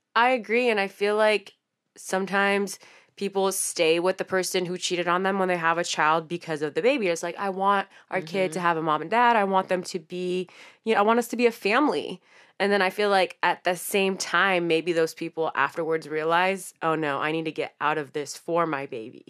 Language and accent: English; San Francisco, California, United States; We're from the Bay Area, San Francisco